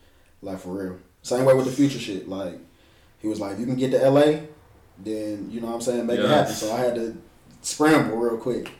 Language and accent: English; Greensboro, North Carolina, United States; moved away as an adult; now in Charlotte, United States; No, I'm actually from Greensboro, North Carolina.